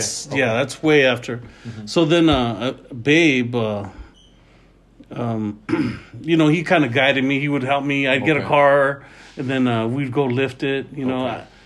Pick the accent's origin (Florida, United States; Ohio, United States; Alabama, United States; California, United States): California, United States; Los Angeles; also born or lived in Sun Valley; We're from North Hollywood originally.